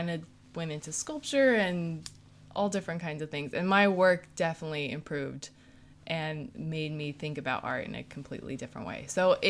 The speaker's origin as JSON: {"language": "English", "region": "California", "country": "United States", "lives_now": "New York, United States", "said": "But so I came from California to New York, and they expected you already to have like pieces with you."}